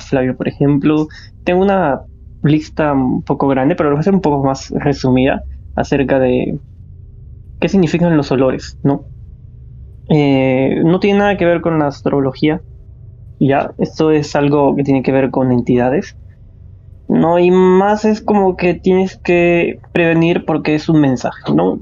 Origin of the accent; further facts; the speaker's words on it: Peru; somos de Perú